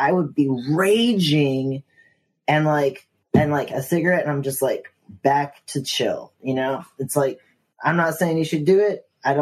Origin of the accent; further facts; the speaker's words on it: Virginia, United States; now in New York City, United States; growing up in Virginia, I was a smoker